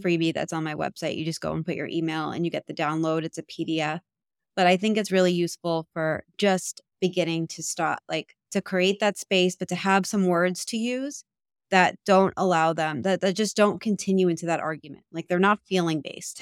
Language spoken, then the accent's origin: English; New York, United States; I'm from New York, so it's, like, a very loud